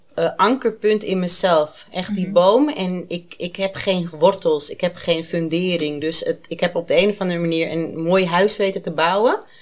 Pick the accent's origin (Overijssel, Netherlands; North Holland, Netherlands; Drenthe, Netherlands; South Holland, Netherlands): North Holland, Netherlands; Amsterdam; Ik ben 37 en ik kom uit Amsterdam